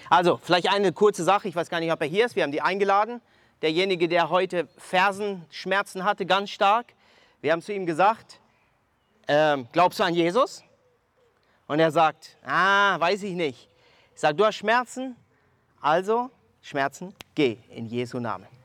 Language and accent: German; Mexico; now in Germany; ich komme ursprünglich aus Mexiko, wohne seit 19 Jahren in Deutschland